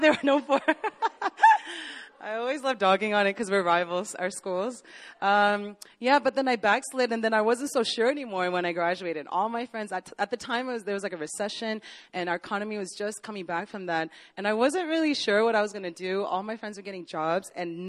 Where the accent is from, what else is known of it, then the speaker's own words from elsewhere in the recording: Northern Virginia, United States; moved away as an adult; also born or lived in Korea; growing up in Virginia, and I know JP knows this, but Northern Virginia